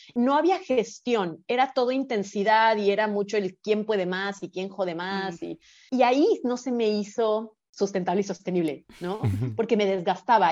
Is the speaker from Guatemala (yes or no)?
no; Guadalajara, Jalisco, Mexico; now in Bacalar, Mexico; yo ya tenía vínculos en Guadalajara, que es de donde soy originalmente